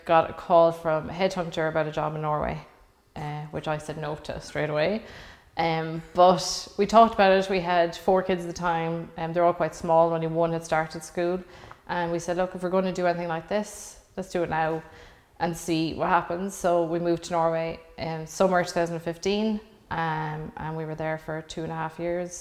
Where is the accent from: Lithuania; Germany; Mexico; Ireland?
Ireland; Cork, Munster; now in Dublin, Ireland; I'm from Cork